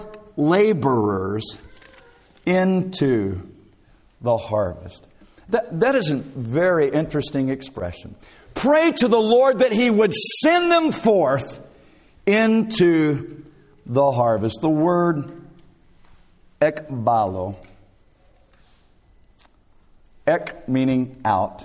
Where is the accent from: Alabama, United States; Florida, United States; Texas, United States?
Alabama, United States; South; Growing up in South Alabama, I worked in many a field